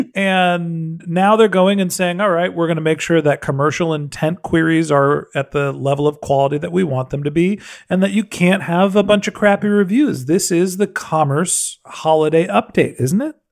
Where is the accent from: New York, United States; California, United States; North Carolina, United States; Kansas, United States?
California, United States; San Francisco; I'm from San Francisco